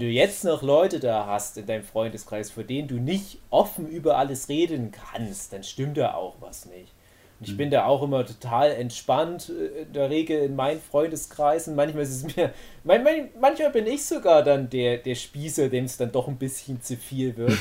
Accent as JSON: {"language": "German", "area": "Erzgebirge", "region": "Saxony", "country": "Germany", "said": "bei uns im Erzgebirge"}